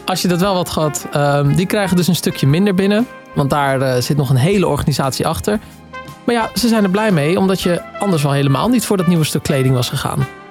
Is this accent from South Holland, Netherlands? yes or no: yes; Waddinxveen, South Holland, Netherlands; het prachtige Waddingsveen, waar ik vandaan kom